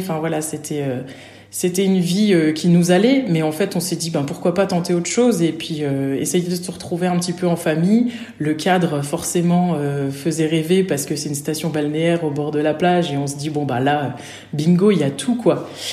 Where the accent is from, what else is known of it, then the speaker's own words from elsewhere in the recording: Nancy, Grand Est, France; moved away as an adult; also born or lived in Normandy; je suis originaire de Nancy